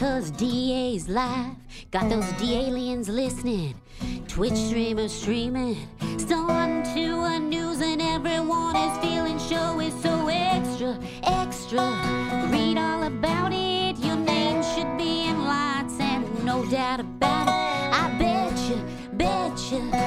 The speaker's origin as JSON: {"language": "English", "region": "Pennsylvania", "country": "United States", "tie": "born or raised there", "said": "I grew up in Pennsylvania"}